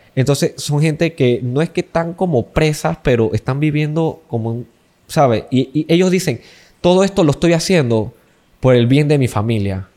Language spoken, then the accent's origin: Spanish; Panama; nosotros aquí en Panamá por lo menos somos un país latino